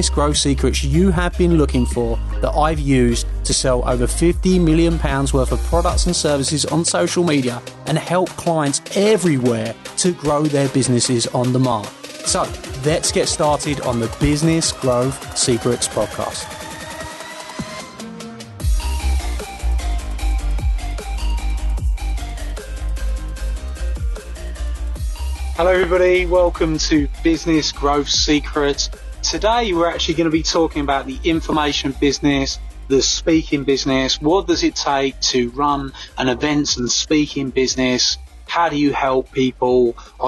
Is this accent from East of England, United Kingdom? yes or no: yes; Essex, East of England, United Kingdom; my hometown in Essex